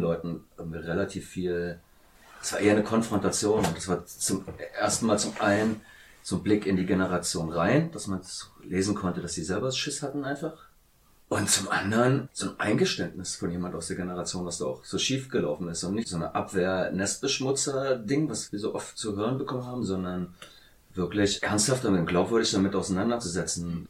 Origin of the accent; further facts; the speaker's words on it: Hoyerswerda, Saxony, Germany; moved away; ich komme aus Hoyerswerda und habe dort die Hälfte meines Lebens gewohnt